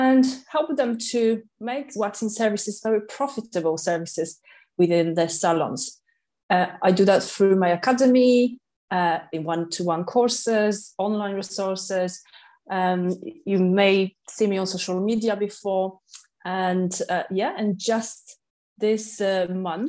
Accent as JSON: {"language": "English", "town": "Katowice", "region": "Silesian Voivodeship", "country": "Poland", "second_language": "English", "moved": "as an adult", "lives_now": "London, United Kingdom", "said": "in 2006, I arrived to London from Poland, from city Katowice, and I got a job"}